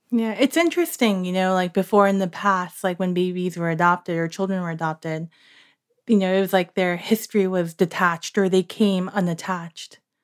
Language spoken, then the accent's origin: English; New York, United States; I grew up in New York